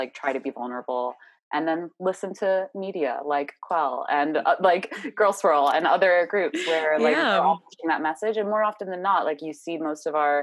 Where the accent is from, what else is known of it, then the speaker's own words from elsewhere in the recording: Pittsburgh, Pennsylvania, United States; moved away as an adult; now in New York, United States; I grew up outside of Pittsburgh, Pennsylvania, ended up going to school at Pitt